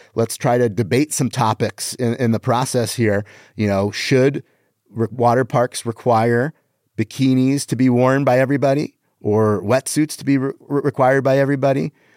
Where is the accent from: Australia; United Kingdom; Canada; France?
Canada; I am Canadian